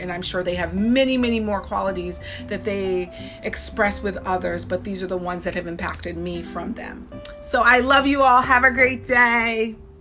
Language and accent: English; Saratoga, United States; when I was growing up in Saratoga